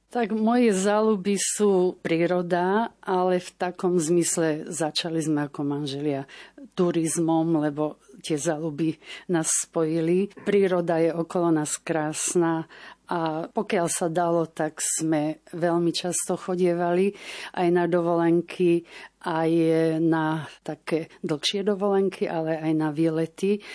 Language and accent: Slovak; Kysucké Nové Mesto, Žilina Region, Slovakia; moved away as an adult; now in Žilina, Slovakia; sme boli manžel zo Žiliny a z Kisuckého Nového mesta a sobašom sme sa rozhodli bývať v Žiline